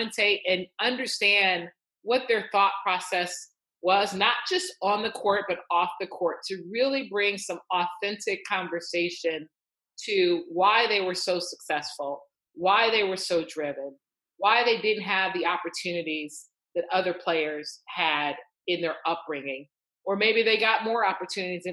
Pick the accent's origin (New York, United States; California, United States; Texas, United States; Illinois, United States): Illinois, United States; Chicago; I grew up in Chicago